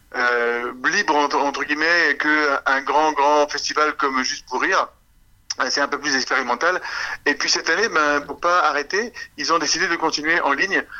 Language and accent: French; Canada; on est des Canadiens